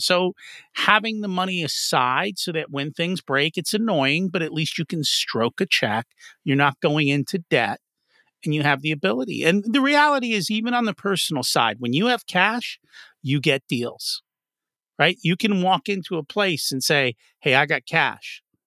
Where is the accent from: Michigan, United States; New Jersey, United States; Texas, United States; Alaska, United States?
New Jersey, United States; I didn't come from Philly. I came from Jersey.